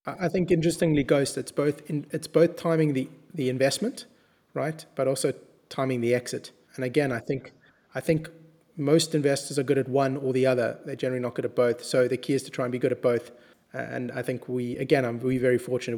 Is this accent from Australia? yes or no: no; South Africa; we come from South Africa